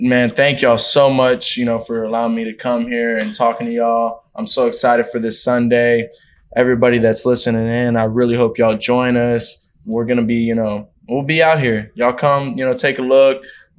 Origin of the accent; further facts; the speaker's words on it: Houston, Texas, United States; now in Miami, United States; I'm from Texas.